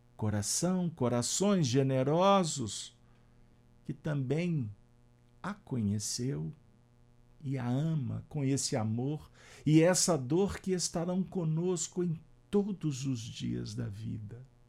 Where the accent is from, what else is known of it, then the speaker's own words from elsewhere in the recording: Minas Gerais, Brazil; nós mineiros